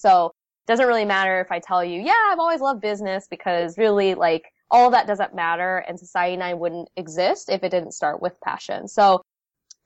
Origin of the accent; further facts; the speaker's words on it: United States; first language Vietnamese; English is a second language; I was born in the States, but I spoke only Vietnamese growing up.